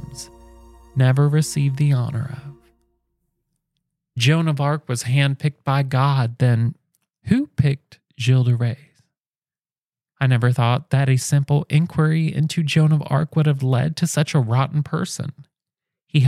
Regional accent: Indiana, United States; I come from Indiana, where cooking with olive oil is fancy

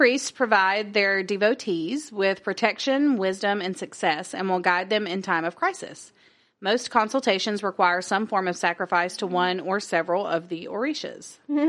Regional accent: United States; I'm American.

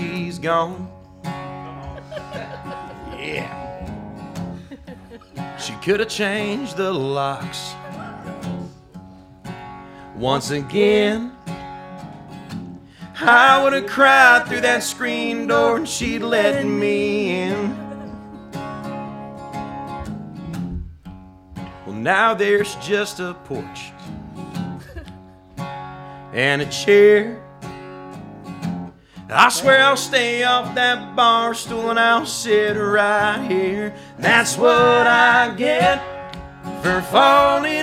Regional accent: Polk City, Florida, United States; also born or lived in Norway; the trailer park I grew up in Polk City, Florida

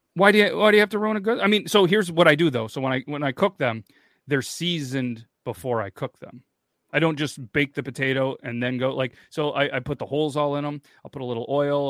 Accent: New York, United States; We're from New York as well, but not not that one

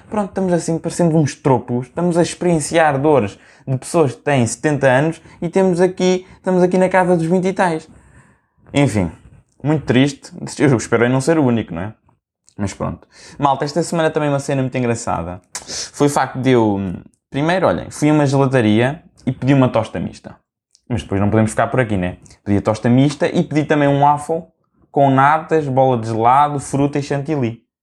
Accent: Portugal; como bom português que eu sou

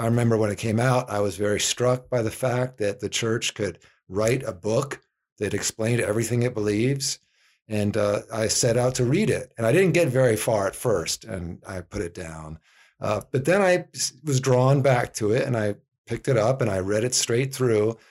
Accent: East Coast, United States; moved away as an adult; also born or lived in Virginia; now in Phoenix, United States; I'm from the East Coast originally

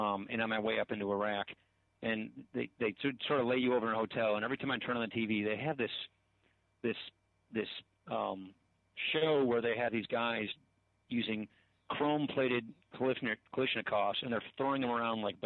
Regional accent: Janesville, Wisconsin, United States; moved away as an adult; I grew up hunting. It's a big deal in Wisconsin

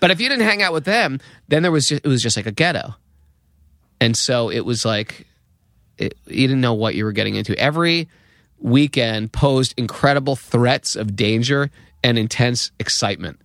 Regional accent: Danbury, Connecticut, United States; born or raised there

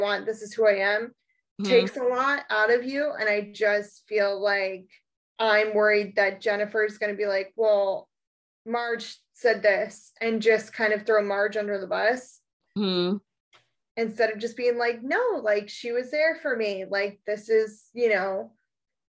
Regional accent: East Coast, United States; growing up on the East Coast, but with a very Irish heritage

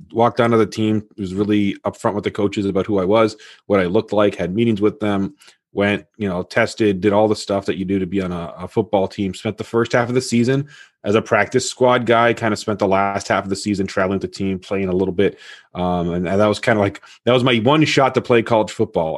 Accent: Toronto, Ontario, Canada; I was born in Toronto, Canada

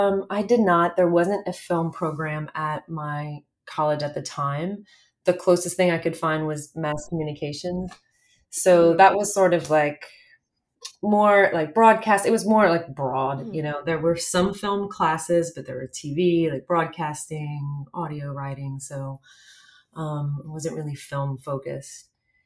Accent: South Louisiana, United States; I grew up in South Louisiana, so very removed at the time from the film industry

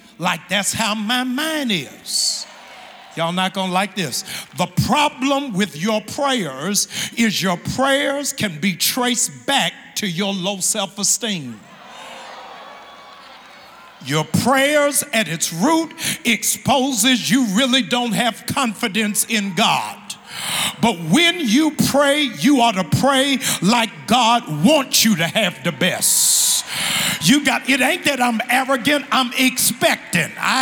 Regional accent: Maryland, United States; moved away; my home state of Maryland

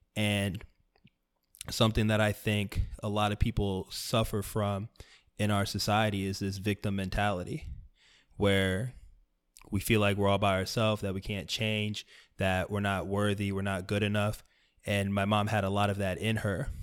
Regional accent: South Florida, United States; I grew up in South Florida

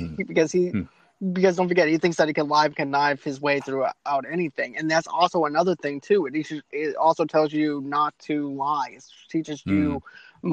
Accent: Boston, Massachusetts, United States; I'm from Boston

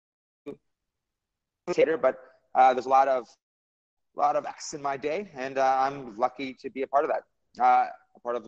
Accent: Mississauga, Ontario, Canada; also born or lived in Toronto; now in Montreal, Canada; I live in Montreal, but I also live in Toronto. I was born in Mississauga

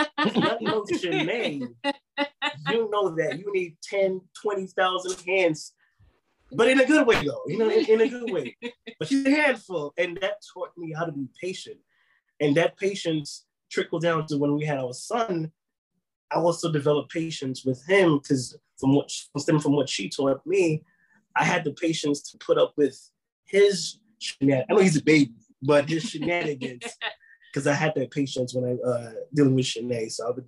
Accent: Bronx, New York, United States; I was in the streets wilding, you know, being in the Bronx, growing up in the Bronx at that time. And I'm also a twin

